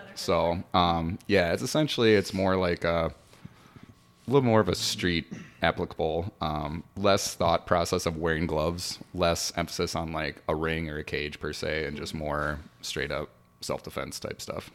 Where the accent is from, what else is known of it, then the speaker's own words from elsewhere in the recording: Mankato, Minnesota, United States; also born or lived in Brookings, South Dakota; I'm born and raised in Mankato